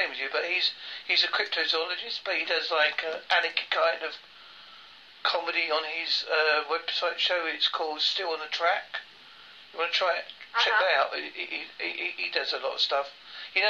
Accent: Essex and Devon, England, United Kingdom; accent: part Essex and part Devon; my accent isn't the typical what you expect from a British accent, because it's part Essex and part Devon

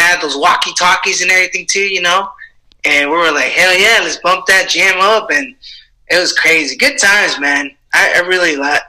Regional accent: Santa Fe Springs, California, United States; I'm originally from California, Los Angeles area, mostly from Santa Fe Springs. That's my hometown.

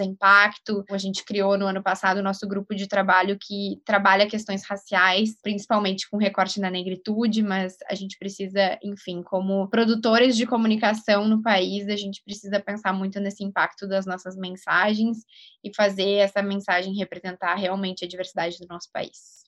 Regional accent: Rio Grande do Sul, Brazil; accent: gaúcho; Vocês podem perceber pelo meu sotaque, eu sou gaúcha

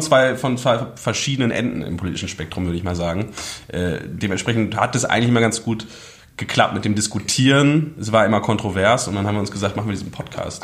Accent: Hagen, North Rhine-Westphalia, Germany; moved away as an adult; now in Berlin, Germany; komme aus dem wunderschönen Hagen in NRW

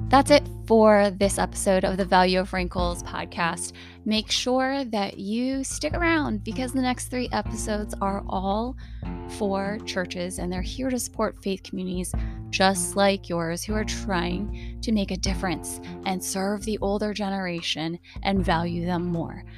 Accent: United States; Being Asian American

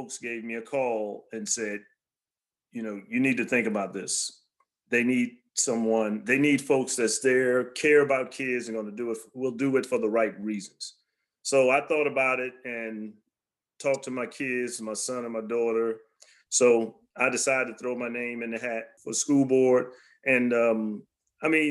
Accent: Alexandria, Virginia, United States; I was raised in Alexandria and Del Rey when nobody really wanted to live there

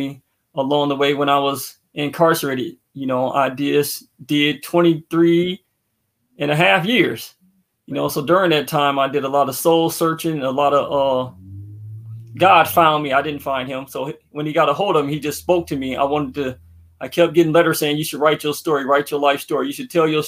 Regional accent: Racine, Wisconsin, United States; I grew up in Racine, Wisconsin.

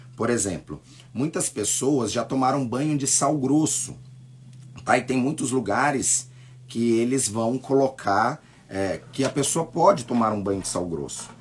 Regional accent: Brazil; nós nascemos no Brasil, nós temos uma outra cultura

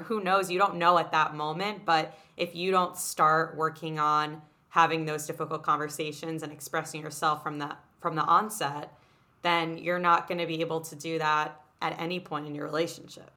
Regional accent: New York City, New York, United States; growing up in New York City in a very small bubble of this private school environment

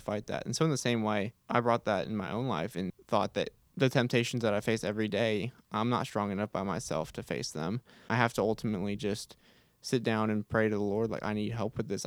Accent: Houston, Texas, United States; I am from Houston, Texas

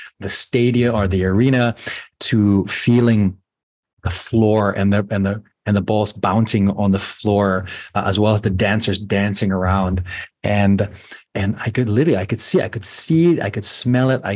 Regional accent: Philippines; moved away; growing up in the Philippines

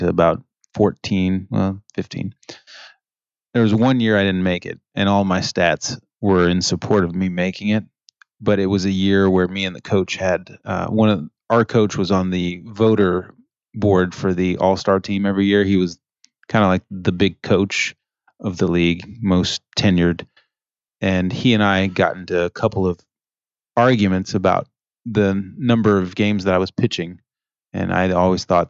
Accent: Canada; now in United States; I'm a Canadian citizen

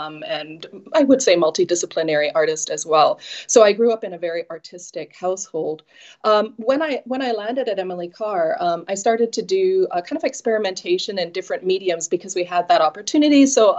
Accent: Saskatoon, Saskatchewan, Canada; When I say that I'm from Saskatoon, Saskatchewan, people usually say, is that a real place?

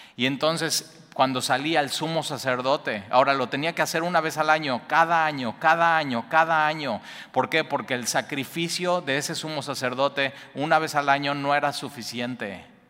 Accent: Mexico; somos los mexicanos

